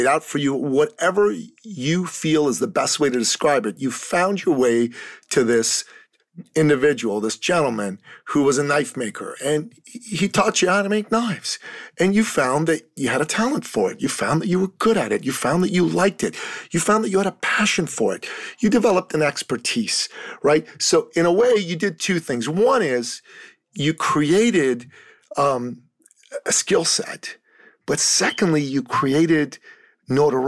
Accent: Canada; I'm from Canada

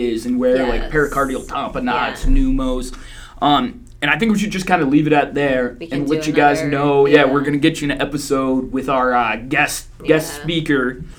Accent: Indiana, United States; moved away; I'm from Indiana. The town I'm from out there

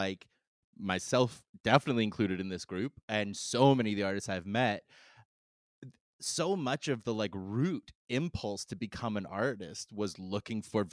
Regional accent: Canada; I'm Canadian

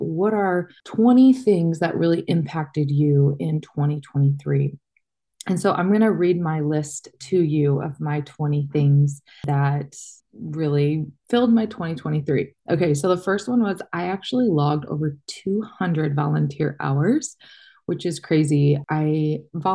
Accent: Michigan, United States; moved away; I grew up in Michigan

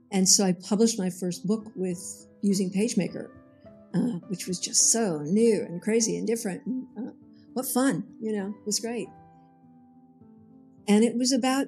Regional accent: Pasadena, California, United States; I grew up in Pasadena

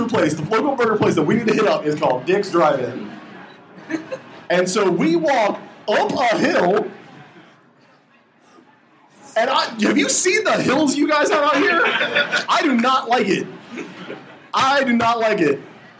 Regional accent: East Coast, United States; We're in Seattle, obviously. We don't live here. We're from the East Coast

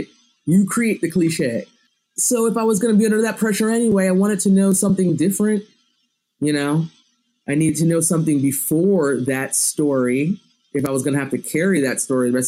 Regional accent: United States; I was born in the United States. I was raised in America

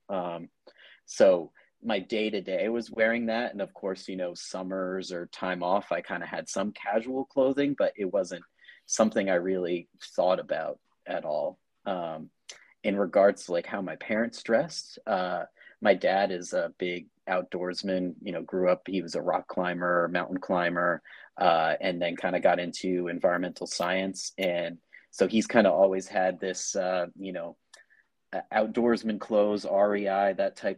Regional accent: Rhode Island, United States; now in Vermont, United States; I grew up in Rhode Island, and I currently live in Vermont.

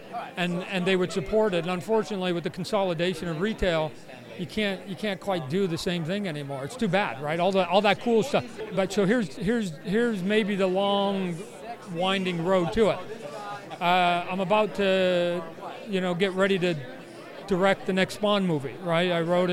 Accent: Canada; a Canadian, privileged white Canadian kid

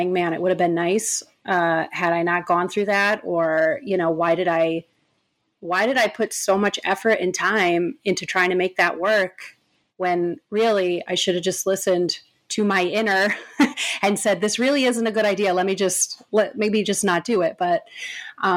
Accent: New York, United States; moved away as an adult; now in West Hollywood, United States; now we live in West Hollywood, far away from where we grew up. We grew up in New York

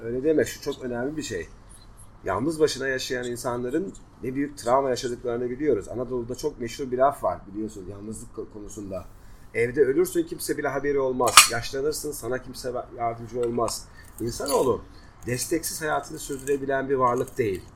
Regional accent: Black Sea Region, Turkey

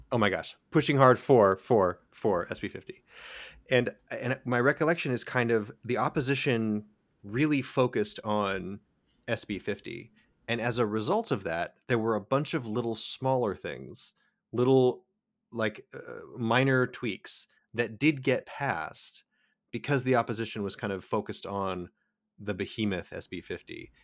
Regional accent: California, United States; as a Californian

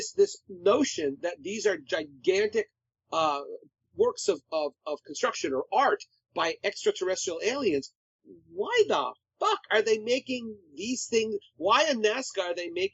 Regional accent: New York, United States; Growing up in New York, there were a lot of commercials on the local stations

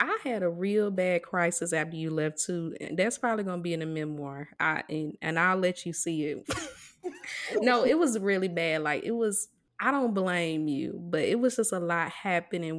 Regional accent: Mississippi, United States; moved away; a lot of us who, uh, were raised in Mississippi, we grew up in towns

